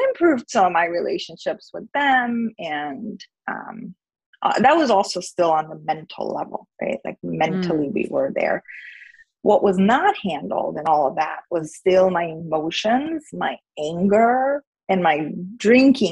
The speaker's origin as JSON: {"language": "English", "country": "India", "tie": "born or raised there", "moved": "as an adult", "lives_now": "United States", "said": "I grew up in India. I went to college in America, and I came here when I was 18"}